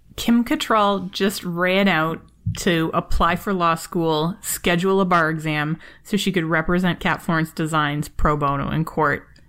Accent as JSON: {"language": "English", "country": "Canada", "said": "I am Canadian"}